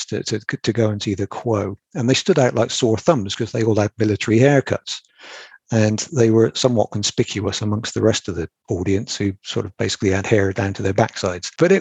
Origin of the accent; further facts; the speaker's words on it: Bristol, South West England, United Kingdom; Bristol, which is sort of my hometown.